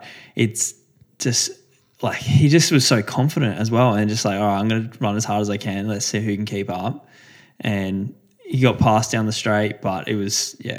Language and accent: English; Canberra, Australian Capital Territory, Australia; moved away; And we're both from Canberra